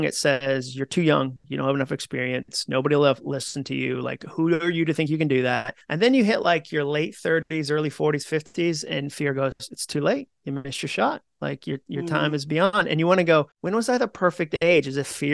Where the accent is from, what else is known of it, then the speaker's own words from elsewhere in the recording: Massachusetts, United States; moved away as an adult; also born or lived in Birmingham, Alabama; I grew up in Massachusetts.